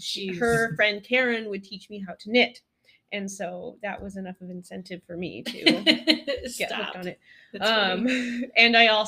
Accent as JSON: {"language": "English", "region": "Colorado", "country": "United States", "tie": "born or raised there", "also_born_or_lived": "Walla Walla, Washington", "moved": "as an adult", "lives_now": "Rochester, United States", "said": "I grew up in Colorado doing eclectic things with my family, telemark skiing in the backcountry, going hut to hut"}